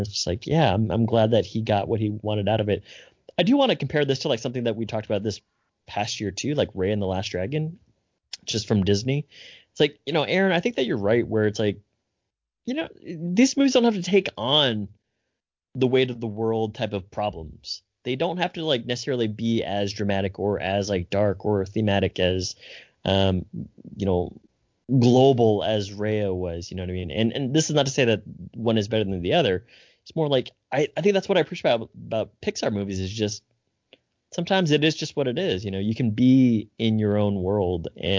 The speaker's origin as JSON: {"language": "English", "country": "Italy", "tie": "born or raised there", "said": "And I grew up in Italy."}